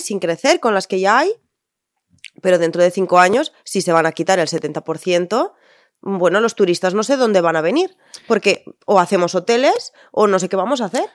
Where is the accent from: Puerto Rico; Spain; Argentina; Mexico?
Spain; Tortosa, Catalonia